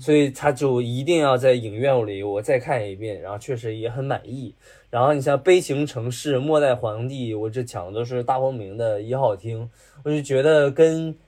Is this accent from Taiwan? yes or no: no; Dalian, Liaoning, China; also born or lived in Beijing; now in Shanghai, China; 咱们是大连，大连出来